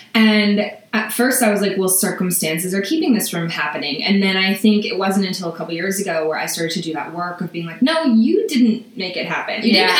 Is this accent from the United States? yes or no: yes; southern Vermont, United States; now in New York, United States; So I grew up in Vermont, in rural Vermont, in southern Vermont. And it was pretty like idyllic, you know, on paper and in general, like we were in a log cabin that my dad built in the woods, and you know, my parents had land